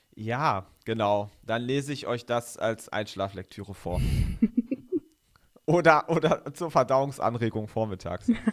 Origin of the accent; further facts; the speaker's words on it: North Rhine-Westphalia, Germany; also born or lived in Bremen; now in Göttingen, Germany; ich komme ja auch aus Ostwestfalen, also wir sind ja sozusagen zwei NRWler